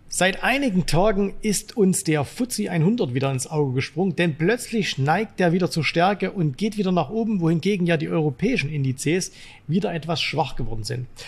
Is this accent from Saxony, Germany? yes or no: yes; Zwickau, Saxony, Germany; aus meiner Heimatstadt Zwickau